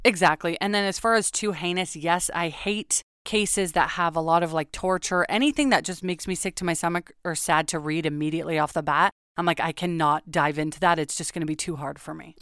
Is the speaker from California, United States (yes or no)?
yes; Los Angeles, California, United States; moved away as an adult; now in Oregon, United States; I'm from Los Angeles. I was born and raised there